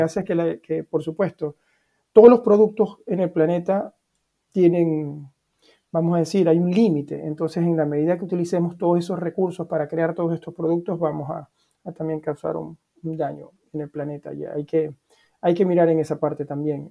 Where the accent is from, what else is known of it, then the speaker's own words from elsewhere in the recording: Venezuela; now in Norway; te puedo hablar como venezolano, que vivo acá en, Noruega